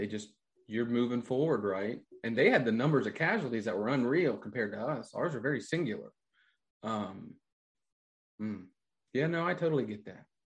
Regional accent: Midwest, United States; I'm from the Midwest.

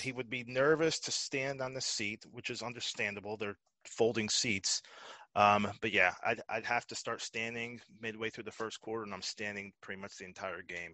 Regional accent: Connecticut, United States; I'm from Connecticut.

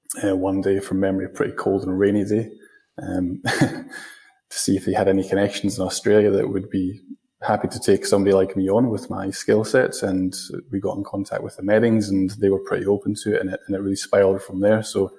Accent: Scotland, United Kingdom; moved away; Hopefully I haven't lost too much of my accent, so you can probably still tell that I'm from Scotland.

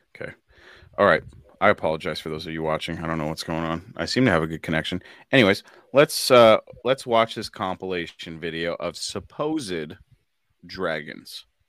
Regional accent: United States; as an American

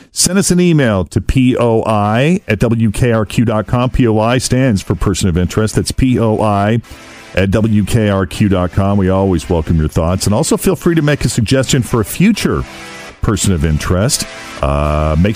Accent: Boston, Massachusetts, United States; now in Cincinnati, United States; my hometown of Boston

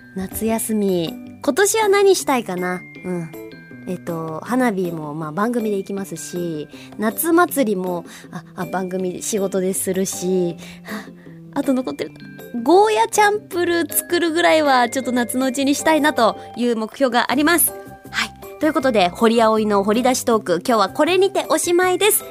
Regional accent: Hokuriku, Japan; moved away; also born or lived in Tokyo; 北陸出身

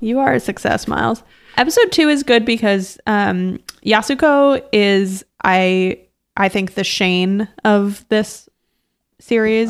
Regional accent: Brookline, Massachusetts, United States; also born or lived in Cambridge, Massachusetts; I moved from Cambridge to Brookline, Massachusetts when I was between second and third grade

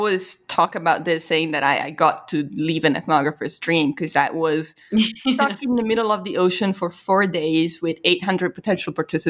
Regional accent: Italy; English is a second language; and then immediately it was like, yeah, you know, I'm from Italy.

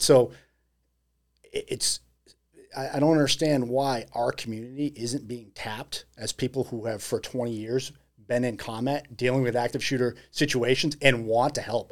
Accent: Massachusetts, United States; moved away; it's my hometown.

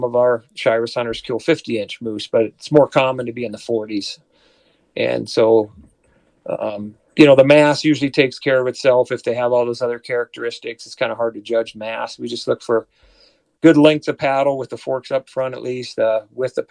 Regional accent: South Dakota, United States; moved away as an adult; now in Colorado, United States; I grew up in the Dakotas

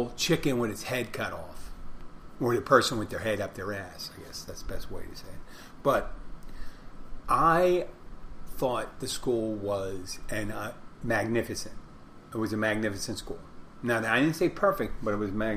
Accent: Philadelphia, Pennsylvania, United States; moved away; I come from Philadelphia

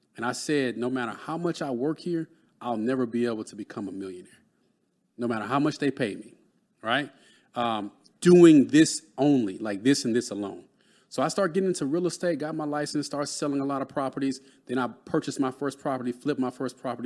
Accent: Dallas, Texas, United States; I grew up in Dallas, Texas

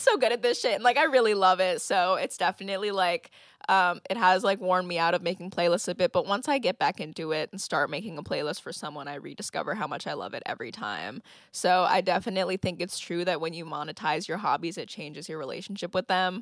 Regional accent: Santa Clarita, California, United States; also born or lived in Ventura, California / Los Angeles, California / Oregon; I grew up between Santa Clarita, California, and Ventura, California

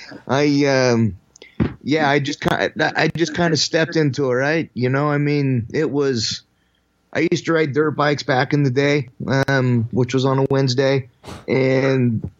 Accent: Utah, United States; The godforsaken place called Utah.

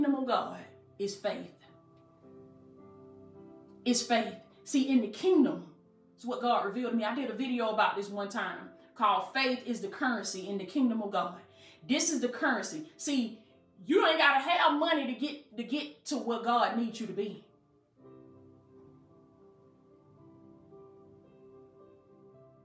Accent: Southwest Georgia, United States; accent: country; I'm country. You know, I'm from Southwest Georgia. I don't pronounce my words right

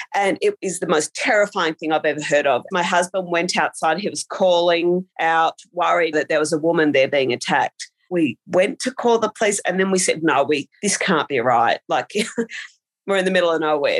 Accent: Australia; I have lived in small rural towns almost all of my life

